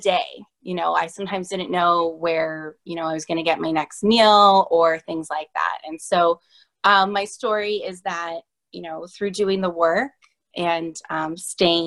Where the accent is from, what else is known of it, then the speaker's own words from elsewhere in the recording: San Diego, California, United States; now in Boston, United States; I am originally from the West Coast, San Diego, and I reside in Boston now